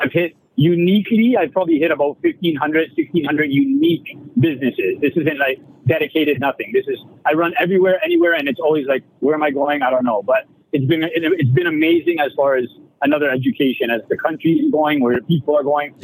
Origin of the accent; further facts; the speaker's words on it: Canada; I'm a Canadian